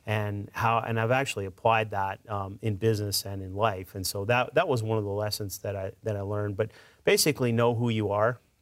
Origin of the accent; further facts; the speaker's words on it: Edmonton, Alberta, Canada; moved away as an adult; now in Mississippi, United States; I'm originally from Edmonton, Alberta, Canada